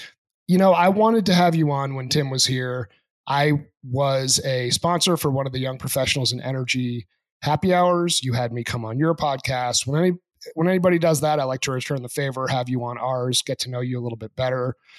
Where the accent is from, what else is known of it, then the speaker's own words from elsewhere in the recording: New Hampshire, United States; moved away; Growing up in Rangeley, so I'm a country guy myself. I grew up in a small town in New Hampshire, probably about 1,500 people, you know, a few hours from the nearest city, and really liked it.